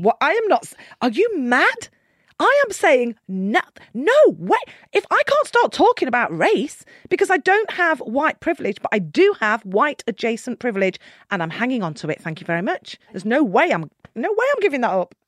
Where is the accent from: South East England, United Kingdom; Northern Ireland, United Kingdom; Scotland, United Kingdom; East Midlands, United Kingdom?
East Midlands, United Kingdom; Nottingham; half Nottingham 'cause that's where I was born.